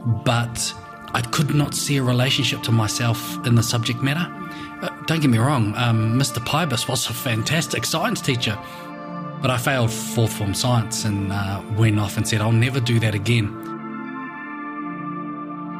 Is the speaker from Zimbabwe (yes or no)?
no; Levin, Manawatū-Whanganui, New Zealand; also born or lived in Feilding; So I was born and raised in Levin, in the Horo Whenua